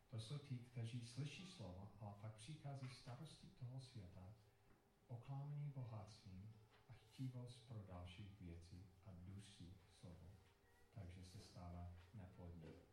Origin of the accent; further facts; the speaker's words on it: Colorado, United States; Czech is a second language; moved away; Já jsem vyrůstal v Colorado a tam je to suché